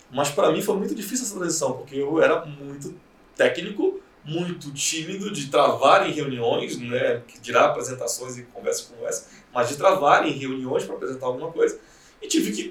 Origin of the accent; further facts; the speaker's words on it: Belém, Pará, Brazil; now in São Paulo, Brazil; quando eu cheguei em São Paulo, eu vim de Belém, né?